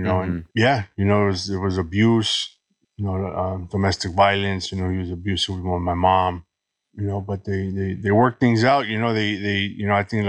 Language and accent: English; Los Angeles, California, United States; Born and raised in Los Angeles. Been here my whole life.